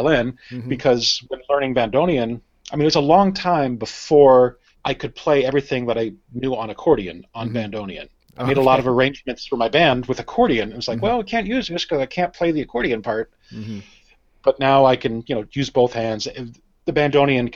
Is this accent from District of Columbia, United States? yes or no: yes; Washington, District of Columbia, United States; moved away; I'm from Washington, D.C. originally